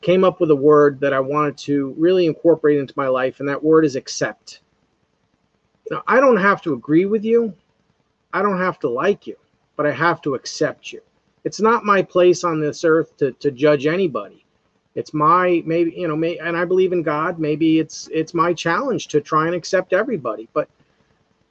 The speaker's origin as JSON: {"language": "English", "area": "North Fork of Long Island", "region": "New York", "country": "United States", "tie": "born or raised there", "said": "growing up in the North Fork of Long Island, we have a strong Indian heritage"}